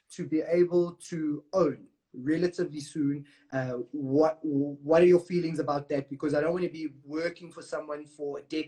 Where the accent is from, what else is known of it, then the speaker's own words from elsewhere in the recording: Johannesburg, Gauteng, South Africa; I'm born and bred in Joburg. I grew up in an area called Bez Valley.